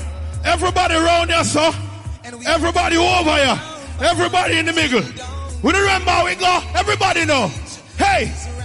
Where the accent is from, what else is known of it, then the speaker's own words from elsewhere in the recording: New York City, New York, United States; I'm from Brooklyn, New York. I grew up in Brooklyn, New York.